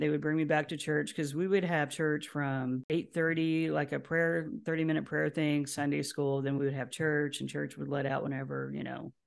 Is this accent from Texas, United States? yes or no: yes; Houston, Texas, United States; also born or lived in Lubbock, Texas; now in Austin, United States; moved to Houston, that's where her, her mom was. Spent the remainder of my childhood there and graduated from high school, from Kingwood